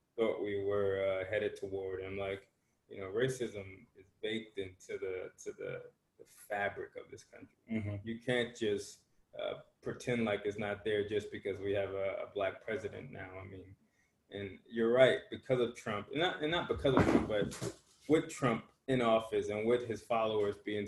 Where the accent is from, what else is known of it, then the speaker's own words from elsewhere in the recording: Newark, New Jersey, United States; we're from Newark, New Jersey. I mean, you know, we're from a very dangerous inner city.